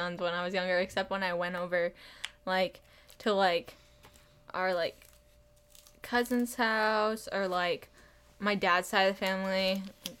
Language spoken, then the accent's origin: English; United Kingdom; British. I'm British.